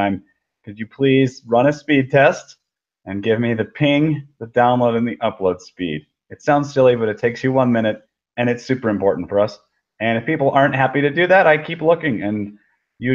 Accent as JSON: {"language": "English", "town": "Grosse Pointe", "region": "Michigan", "country": "United States", "tie": "born or raised there", "also_born_or_lived": "Philadelphia / Beijing", "moved": "as an adult", "said": "I'm from Grosse Pointe, Michigan. It's a suburb outside of Detroit. I was born and raised there, aside from a few years in Philadelphia"}